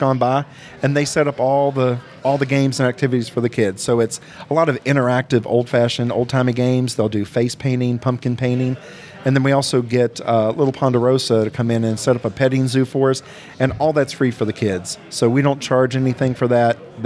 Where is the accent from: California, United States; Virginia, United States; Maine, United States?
Virginia, United States; Shenandoah Valley; now in Sevier County, Tennessee, United States; where I grew up in Virginia, in the Shenandoah Valley in Virginia